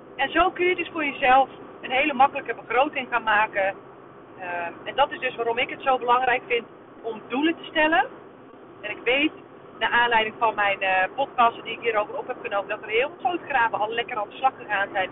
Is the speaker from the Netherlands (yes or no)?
yes; Netherlands; wij als Nederlanders